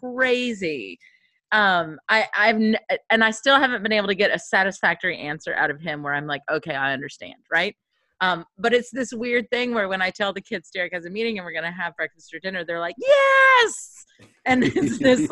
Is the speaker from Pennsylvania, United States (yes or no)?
no; Kentucky, United States; moved away; also born or lived in upstate New York; I'm from Kentucky